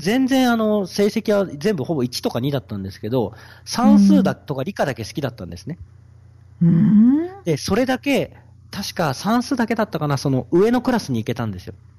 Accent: Odawara, Kanagawa, Japan; moved away as an adult; also born or lived in Kenya; now in Kampala, Uganda; 神奈川県小田原市

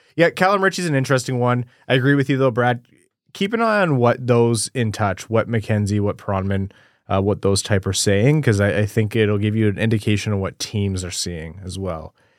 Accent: Windsor, Ontario, Canada; I grew up in Windsor

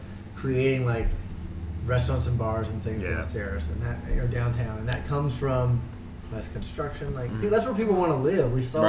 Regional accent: Montana, United States; now in Cleveland, United States; Yeah, I, like I said, I came from Montana. I've spent the last few years convincing my friends that are like, why in the hell would you leave Montana and go to Cleveland?

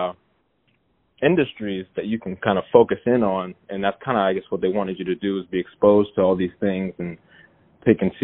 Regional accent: Chicago, Illinois, United States; now in Atlanta, United States; I'm originally from Chicago

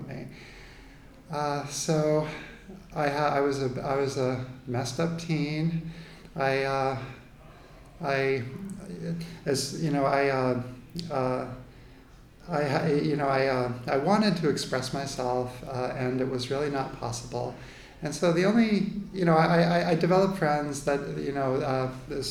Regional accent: Needham, Massachusetts, United States; now in New York, United States; I was born in Needham, Massachusetts, outside of Boston, which then and now is a very lily-white suburb. And I was I was born in 1970, so I'm in my late 40s. So I grew up one of four children in an Irish Catholic family outside of Boston

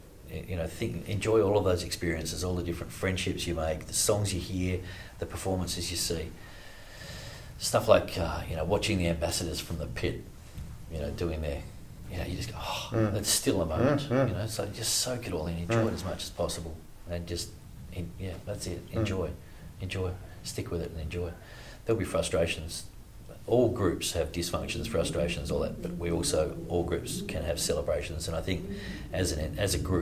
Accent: Australia; as Australian males

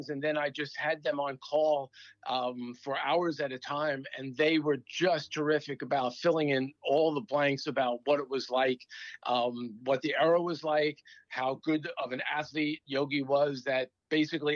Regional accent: Long Island, New York, United States; I'm a baby boomer. I grew up on Long Island.

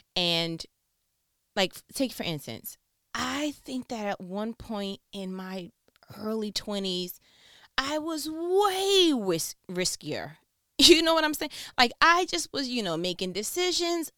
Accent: New York, United States; I'm from New York

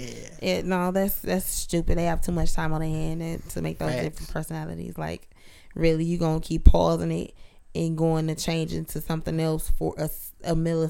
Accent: Detroit area, Michigan, United States; also born or lived in 8 Mile and Woodward, Detroit; I'm from A and Y. That's where I'm from.

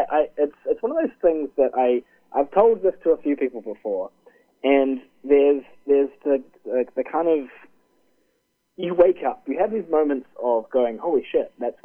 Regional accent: New Zealand; also born or lived in Vancouver, Canada; I was from New Zealand

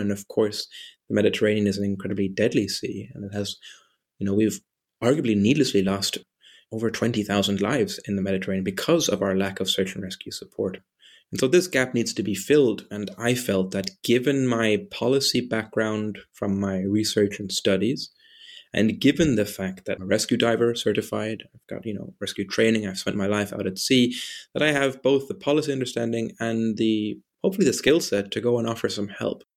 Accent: southwest Ireland, Ireland; also born or lived in Germany; I'm German originally. I grew up in Ireland, the coastline, in the southwest.

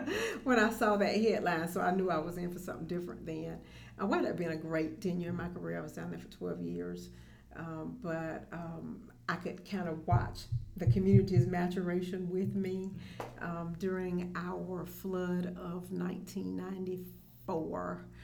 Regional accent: Augusta, Georgia, United States; also born or lived in Albany; I was born and raised in Augusta.

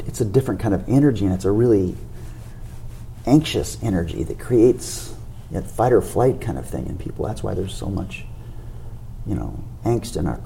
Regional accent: Indiana, United States; moved away; growing up in Indiana

